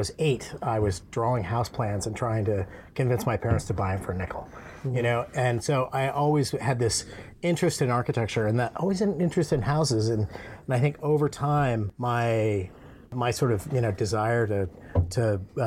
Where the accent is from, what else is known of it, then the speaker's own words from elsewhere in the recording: Colorado, United States; moved away as an adult; also born or lived in Arizona; now in Seattle, United States; I'm originally from Colorado